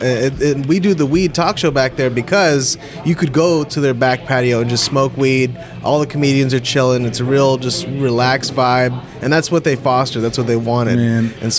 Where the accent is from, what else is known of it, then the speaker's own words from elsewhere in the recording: Dallas, Texas, United States; moved away as an adult; also born or lived in Los Angeles, United States; now in Austin, United States; spent 7 years in Hollywood, and I don't even tell people I did that. I came to Austin, I stopped saying it. Like, I am from Dallas.